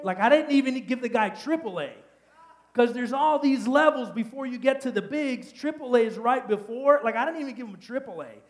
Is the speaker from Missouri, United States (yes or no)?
no; Miami, Florida, United States; I'm from Miami